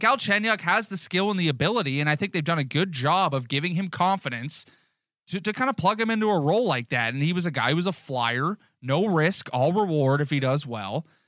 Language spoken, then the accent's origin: English; Newmarket, Ontario, Canada; We're from Newmarket.